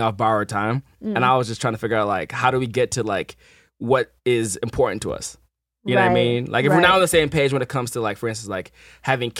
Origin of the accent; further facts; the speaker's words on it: Midwest, United States; now in Los Angeles, United States; growing up in the Midwest